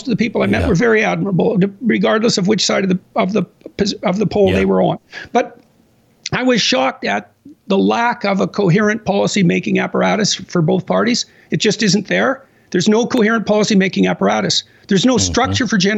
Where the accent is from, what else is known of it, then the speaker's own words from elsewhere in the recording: Canada; I'm a Canadian